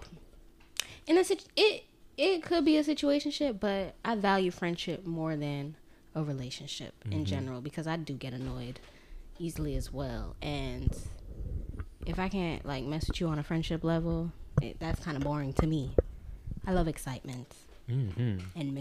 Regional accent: Jamaica; I'm still Jamaican.

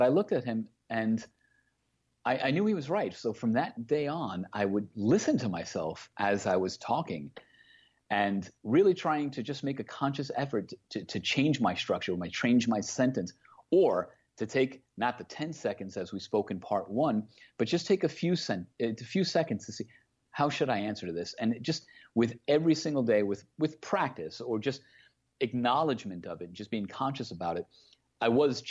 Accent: Queens, New York, United States; accent: Queens accent; I was born and raised in Queens, New York. So as you can imagine, the stereotypical either Brooklyn or Queens accent is something that I had at a younger age.

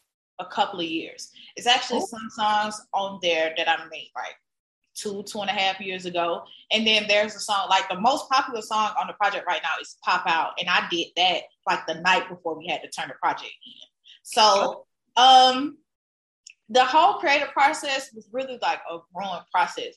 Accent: the South, United States; I grew up in the South with a bunch of older cousins in the hood

